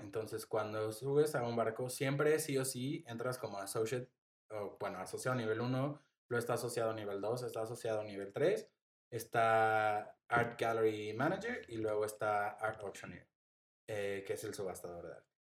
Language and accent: Spanish; Mexico City, Mexico; moved away as an adult; also born or lived in Playa del Carmen; yo, siendo de la Ciudad de México